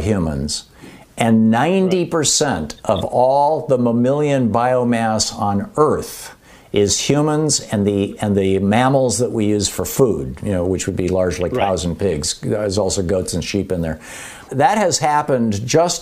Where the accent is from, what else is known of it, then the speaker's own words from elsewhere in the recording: Michigan, United States; moved away; also born or lived in New Hampshire / Vermont; I grew up in Michigan. I lived in New Hampshire.